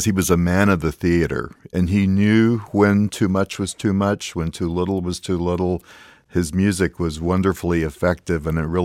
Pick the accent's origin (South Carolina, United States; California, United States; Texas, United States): Texas, United States; Alice; I'm a Texan, seventh generation Texan, and I grew up in South Texas, in Alice, the town that I grew up in.